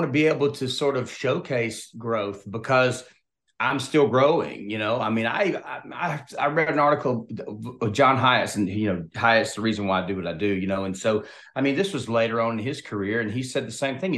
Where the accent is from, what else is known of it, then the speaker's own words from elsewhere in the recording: Opelika, Alabama, United States; moved away as an adult; also born or lived in Texas / Nashville; I'm from Opelika, Alabama, which I'm about 30 minutes from the Georgia state line.